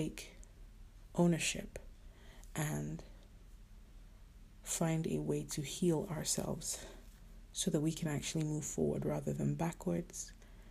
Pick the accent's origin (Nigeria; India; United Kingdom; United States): Nigeria; I'm Nigerian, so particularly in our culture